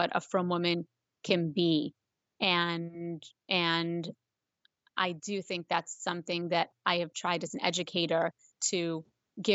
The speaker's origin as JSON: {"language": "English", "town": "Chicago", "region": "Illinois", "country": "United States", "moved": "yes", "lives_now": "Baltimore, United States", "said": "I'm originally from Chicago"}